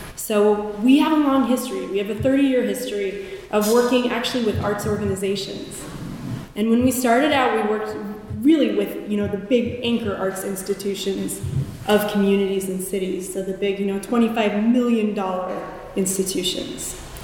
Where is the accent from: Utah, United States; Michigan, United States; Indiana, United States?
Indiana, United States; Fort Wayne; I was born in Fort Wayne, Indiana. And from the cornfields of Indiana